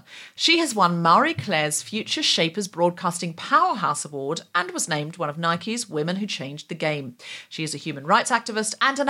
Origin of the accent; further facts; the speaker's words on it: Australia; now in United Kingdom; I'm an Australian citizen